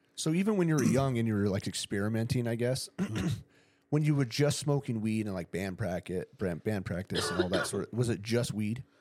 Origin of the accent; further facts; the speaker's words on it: Ramona, California, United States; I grew up in Ramona